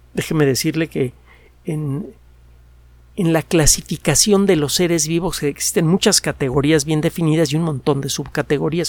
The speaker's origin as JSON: {"language": "Spanish", "region": "Mexico City", "country": "Mexico", "tie": "born or raised there", "also_born_or_lived": "Yucatán", "said": "Yo nací en la Ciudad de México, bueno, creo que, que, soy yucateco."}